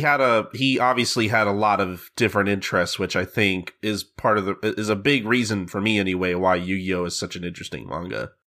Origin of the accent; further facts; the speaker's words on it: United States; I'm an American